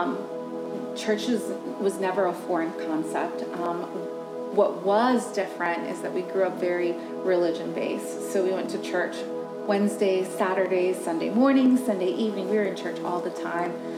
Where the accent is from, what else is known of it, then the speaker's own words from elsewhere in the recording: Maryland, United States; also born or lived in California; now in Virginia, United States; I didn't grow up in Virginia. I'm originally from Maryland, was born in California, so just did a couple moves